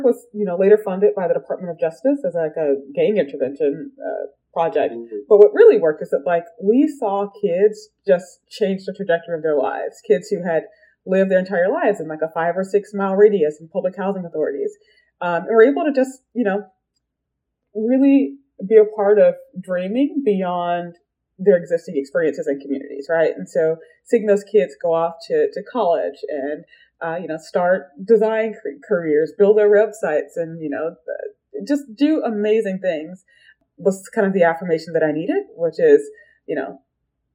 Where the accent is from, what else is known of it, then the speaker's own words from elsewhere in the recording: Atlanta, Georgia, United States; I grew up in Atlanta. I like to say it's like the area that … raps about